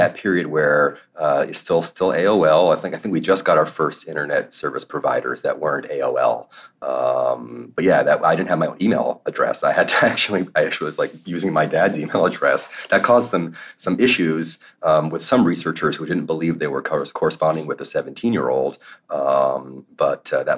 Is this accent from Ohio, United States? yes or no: no; North Miami Beach, Florida, United States; moved away; my story begins in South Florida, in the suburbs of Miami, in North Miami Beach